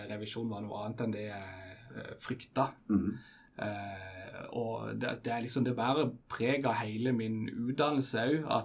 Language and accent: Norwegian; Vennesla, Agder, Norway; moved away as an adult; also born or lived in Tveit / Oslo; now in Kristiansand, Norway; Jeg er født i Vennesla.